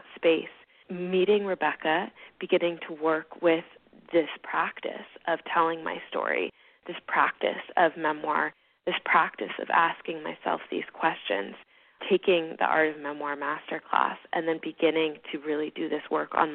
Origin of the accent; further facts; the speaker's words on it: Hawaii, United States; moved away as an adult; I grew up in Hawaii, actually, and I live here again now.